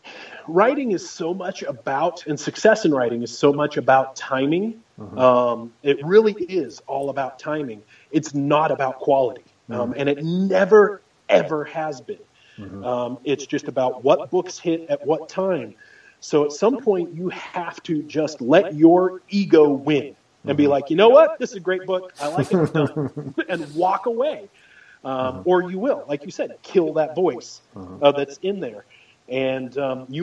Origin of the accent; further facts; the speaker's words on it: Oregon, United States; I grew up in Oregon